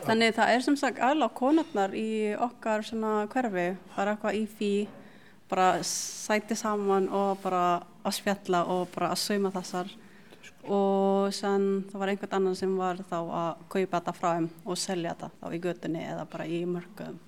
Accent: Cebu City, Central Visayas, Philippines; now in Iceland; alin upp í Cebu.

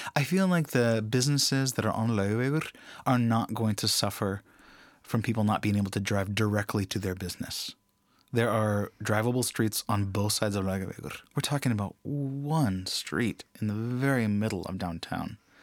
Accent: United States; now in Iceland; As an American

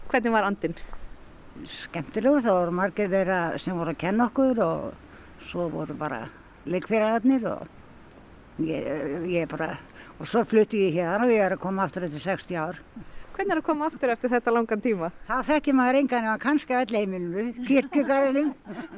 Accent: Hveragerði, Southern Region, Iceland; Ég ólst upp hérna á Sveitabæ rétt fyrir inn í hverjargeði

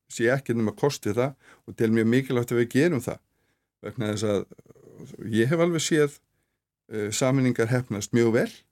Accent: Reykjanesbær, Southern Peninsula, Iceland; ég get bara tekið dæmið úr mínum heimabæ e, ég er e, var í fjölbjörnsskóla Suðunísja

